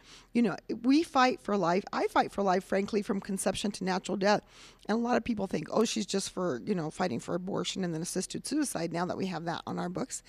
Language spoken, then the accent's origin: English; Cuba, New Mexico, United States; Okay, I am born and raised in Cuba, New Mexico.